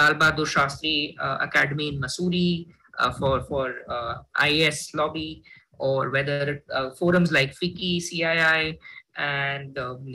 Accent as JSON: {"language": "English", "town": "Jodhpur", "region": "Rajasthan", "country": "India", "said": "I come from Hindi medium, from a Jodhpur blind school"}